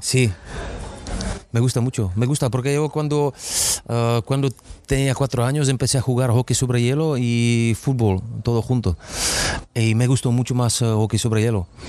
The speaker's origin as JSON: {"language": "Spanish", "country": "Czechia", "tie": "born or raised there", "also_born_or_lived": "Madrid, Spain / Istanbul, Turkey", "second_language": "Spanish", "moved": "as an adult", "said": "estoy jugando todavía en mi país, donde he crecido con los jugadores jóvenes"}